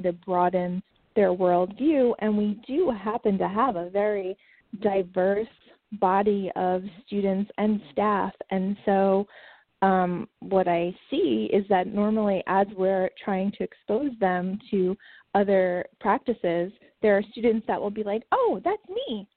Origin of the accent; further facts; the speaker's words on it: New York City, New York, United States; moved away as an adult; now in Raleigh, United States; My husband and I grew up in Queens, right outside of New York City.